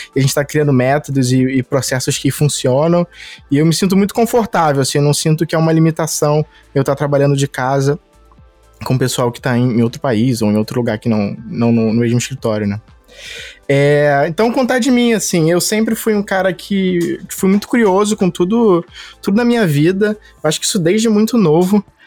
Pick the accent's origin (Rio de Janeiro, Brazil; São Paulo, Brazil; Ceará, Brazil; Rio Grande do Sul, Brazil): Rio de Janeiro, Brazil; eu sou do Rio, sempre morei no Rio